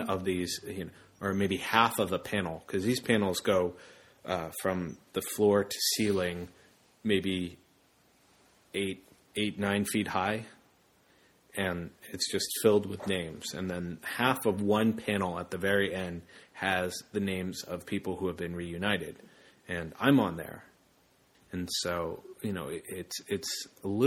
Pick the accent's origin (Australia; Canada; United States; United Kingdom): United States; also born or lived in Zacamil, El Salvador